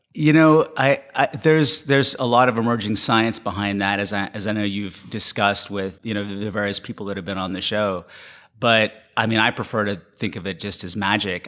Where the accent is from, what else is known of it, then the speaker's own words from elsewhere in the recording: Panama; moved away; when I was growing up in Panama